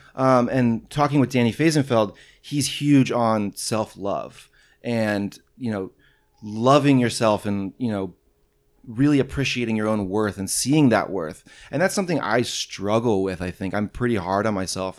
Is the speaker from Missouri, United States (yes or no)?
yes; St. Louis, Missouri, United States; I'm from St. Louis